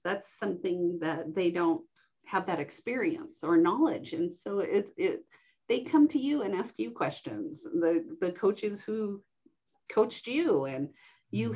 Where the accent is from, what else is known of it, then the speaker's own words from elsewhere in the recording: Reno, Nevada, United States; we settled in the Reno Sparks area. And I grew up in Washoe County, going to um, elementary, middle, and high school